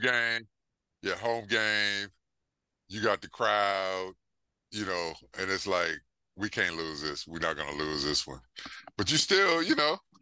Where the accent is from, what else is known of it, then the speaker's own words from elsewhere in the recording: Houston, Texas, United States; growing up in Houston